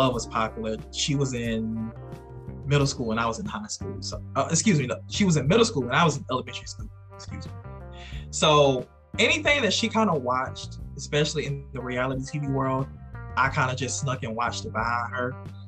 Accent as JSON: {"language": "English", "region": "South Carolina", "country": "United States", "moved": "as an adult", "lives_now": "Georgia, United States", "said": "I am originally from South Carolina. I reside in Georgia now. I've been in Georgia for almost 2 years now."}